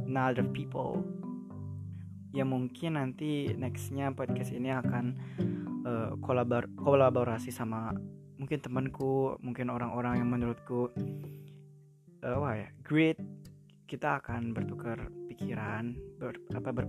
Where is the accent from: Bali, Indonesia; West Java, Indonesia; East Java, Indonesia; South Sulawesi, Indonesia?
West Java, Indonesia; Karawang; now in Yogyakarta, Indonesia; jadi si aku sebenarnya orang Jawa Barat Karawang khususnya tapi now I live in Yogyakarta of course because I learn here I study here